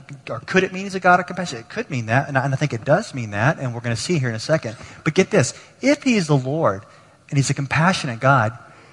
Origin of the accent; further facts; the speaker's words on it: Texas, United States; I grew up in Texas